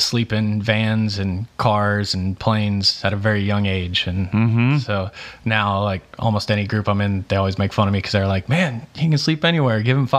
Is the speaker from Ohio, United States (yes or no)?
yes; Cincinnati, Ohio, United States; moved away as an adult; also born or lived in Columbus, Ohio; now in Nashville, United States; I grew up in Cincinnati